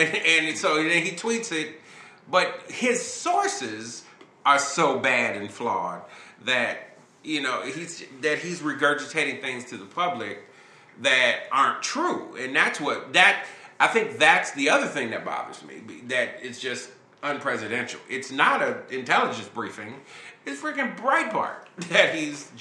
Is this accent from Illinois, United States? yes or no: yes; Chicago, Illinois, United States; I'm from Chicago